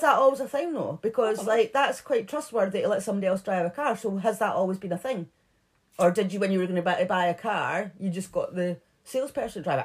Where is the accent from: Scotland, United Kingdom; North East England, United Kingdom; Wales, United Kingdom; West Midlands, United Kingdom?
Scotland, United Kingdom; Edinburgh; we're from Edinburgh.